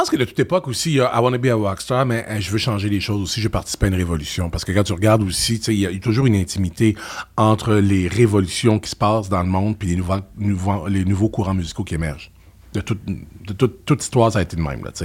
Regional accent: Quebec, Canada; Euh, ben, je te dirais juste parce qu'on est Québécois. Puis les Québécois, dans tous les métiers, quand on est bon, on est excellent.

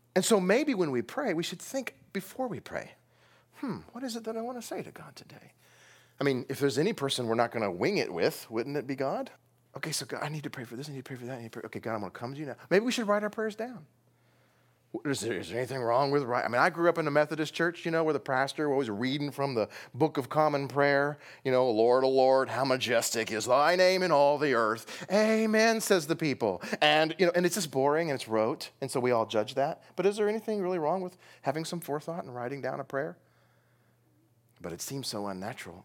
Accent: United States; we as American evangelicals

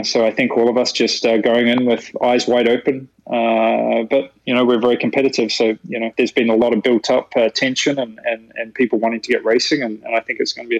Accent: New Zealand; moved away; I'm from New Zealand

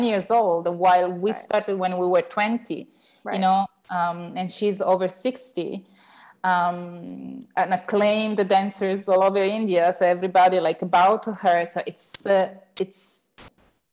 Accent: Turin, Piedmont, Italy; here in Turin, in my hometown in mm-hmm. Italy

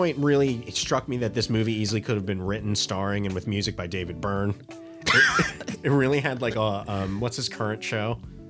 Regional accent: Trinidad & Tobago; I'm from Trinidad. Technically, I want to make sure we're doing our regions. Fuck. I'm Trinidadian.

